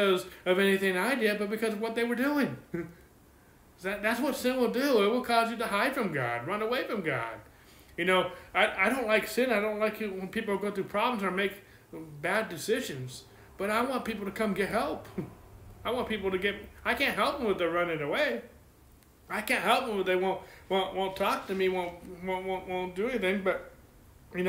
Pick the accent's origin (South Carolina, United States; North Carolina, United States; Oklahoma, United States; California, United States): California, United States; I'm from California and I'm a pastor